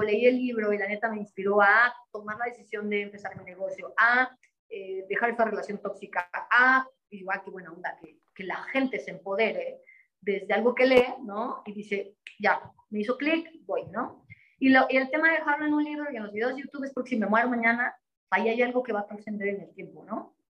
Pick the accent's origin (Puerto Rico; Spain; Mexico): Mexico; como decimos en México